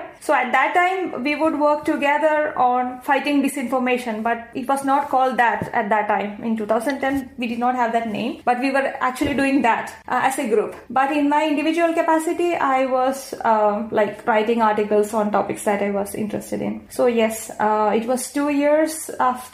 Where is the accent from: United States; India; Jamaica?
India; first language Malayalam; English is a second language; India, the country I come from